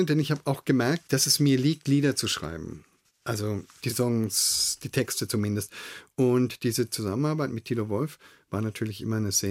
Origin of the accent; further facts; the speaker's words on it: Bavaria, Germany; also born or lived in Nuremberg; Ich bin in Nürnberg geboren, ich bin im Fränkischen aufgewachsen